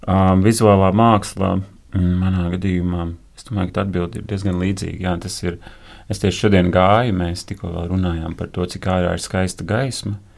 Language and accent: Latvian; Uzvara, Bauska Municipality, Latvia; Es esmu no Bauskas puses, no ciemata uzvara, kas bija kādreiz kolhos uzvara, slavens kolhos. Ciemata centrā bija būrs ar diviem lāčiem.